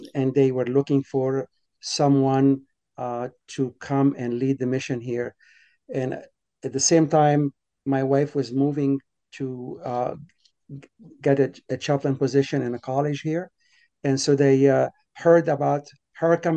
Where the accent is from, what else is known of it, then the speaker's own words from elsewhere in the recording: Alexandria, Alexandria Governorate, Egypt; moved away as an adult; now in Boston, United States; I was born in Alexandria, Egypt. As a teenager, age of 13, 14 years old, I was going to a Christian school there.